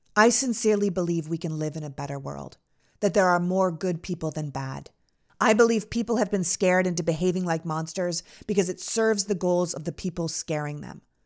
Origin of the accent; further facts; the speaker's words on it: Canada; moved away as an adult; also born or lived in New York City; now in United States; I was born and raised in Canada.